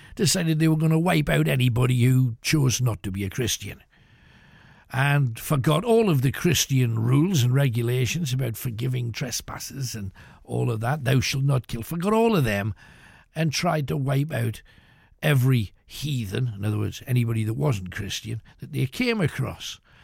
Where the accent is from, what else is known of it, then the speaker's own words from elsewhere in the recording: United Kingdom; we're British